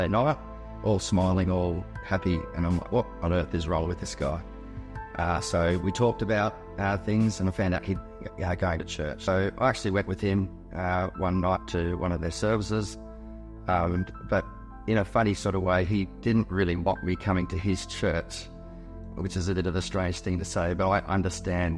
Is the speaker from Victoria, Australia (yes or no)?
yes; Geelong, Victoria, Australia; I grew up in Geelong and lived there all my life until I left at the end of high school.